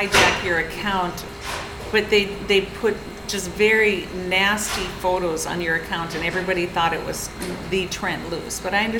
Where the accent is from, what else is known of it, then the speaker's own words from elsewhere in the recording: New Rockford, North Dakota, United States; I did in my hometown about New Rockford, North Dakota, and there was a hotel, and it was very elegant for its day